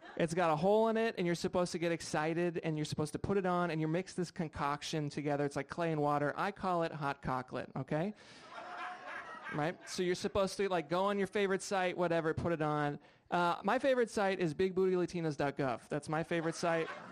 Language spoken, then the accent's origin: English; Rhode Island, United States; now in Seattle, United States; I'm from uh, Rhode Island